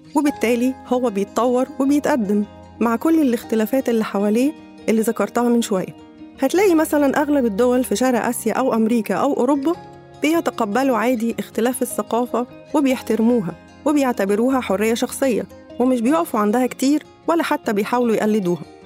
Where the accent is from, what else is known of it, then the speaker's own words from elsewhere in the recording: Egypt; إحنا كمصريين